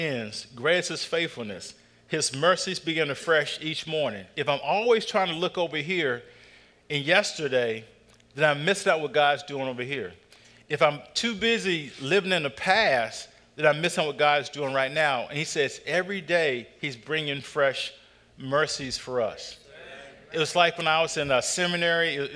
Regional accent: North Carolina, United States; I grew up in North Carolina

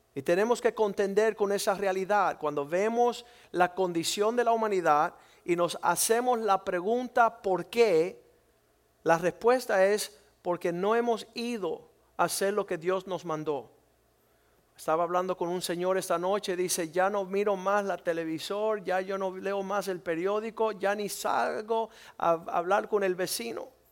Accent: Cuba; moved away; nosotros somos cubanos y nunca hemos podido disfrutar nuestro país

